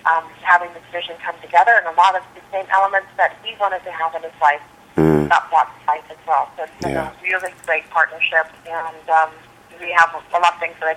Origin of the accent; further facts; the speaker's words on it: Des Moines, Iowa, United States; also born or lived in New York / San Francisco / Los Angeles; I'm originally from Des Moines, Iowa, believe it or not, but I did live in New York and San Francisco and L.A., and I've traveled all over the world